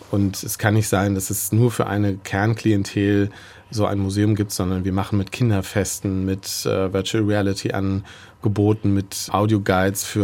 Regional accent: Gdansk, Pomeranian Voivodeship, Poland; German is a second language; moved away; Ich komme aus Gdansk, also aus Danzig und habe Germanistik studiert.

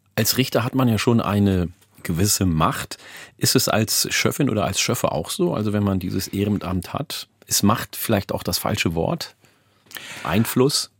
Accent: Ganderkesee, Lower Saxony, Germany; also born or lived in Oldenburg; weil ich in der Mitte aufgewachsen bin, in äh, Falkenburg, in der Gemeinde Gandakesee

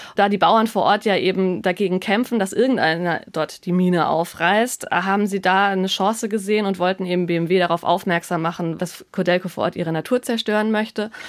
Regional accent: Germany; bei uns in Deutschland

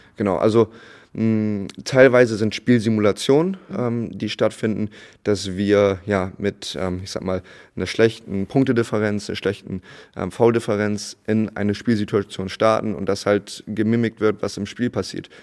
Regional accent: Bremerhaven, Bremen, Germany; moved away as an adult; also born or lived in United States; now in Itzehoe, Germany; Bremerhaven, da mein äh, Abitur auch gemacht mhm. und da Jugendbasketball gespielt.

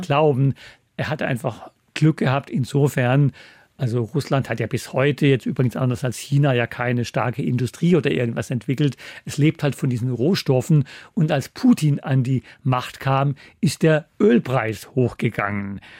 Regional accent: southern Black Forest near Freiburg, Baden-Württemberg, Germany; moved away as an adult; also born or lived in Russia / East Germany; now in Hamburg, Germany; meine alte Heimat empfehlen. Hier heißt es sogar badischer Wein von der Sonne verwöhnt. Also diese Gegend, aus der ich komme, da am Rande des Südschwarzwalds in der Nähe von Freiburg

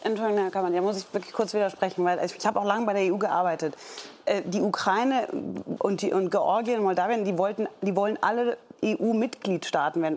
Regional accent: Germany; wir als Deutsche

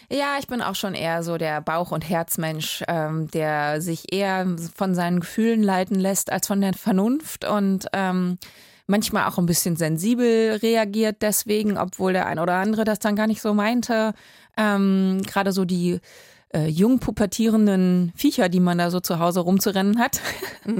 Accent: Berlin, Germany; ich als Berlinerin

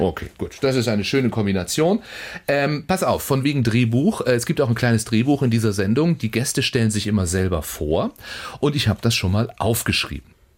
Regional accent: Schleswig-Holstein, Germany; bei uns in Schleswig-Holstein

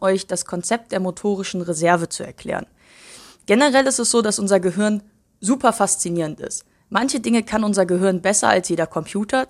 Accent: Cologne, North Rhine-Westphalia, Germany; Ich bin in Köln geboren, aufgewachsen

